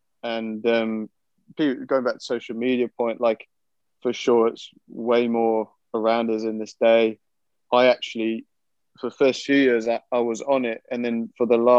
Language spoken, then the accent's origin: English; United Kingdom; being British.